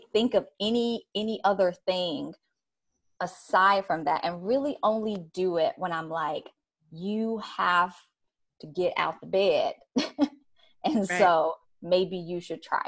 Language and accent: English; Chicago, Illinois, United States; moved away; also born or lived in New York; I'm from Chicago